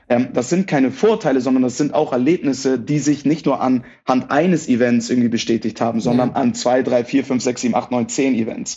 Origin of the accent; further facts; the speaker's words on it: Hamburg, Germany; first language German; moved away as an adult; now in Munich, Germany; Ich bin gebürtiger Hamburger, bin tatsächlich aber vor acht Jahren, 2015, nach München gezogen.